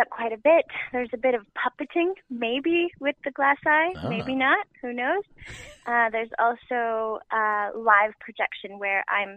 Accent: Timmins, Ontario, Canada; also born or lived in Porcupine, Ontario; I moved from Timmins, Ontario to Porcupine, Ontario

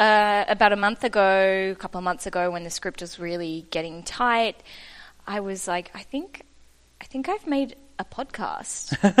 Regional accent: Western Australia, Australia; now in Sydney, Australia; So I'm originally from the West Coast, {S2} okay, {S3} Western Australia, right. And I now live in Sydney, which is on the East Coast.

